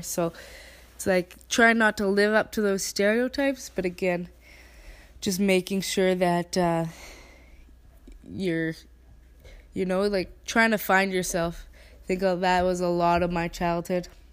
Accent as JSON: {"language": "English", "country": "Canada", "accent": "Canadian", "said": "in perfect English with my Canadian accent"}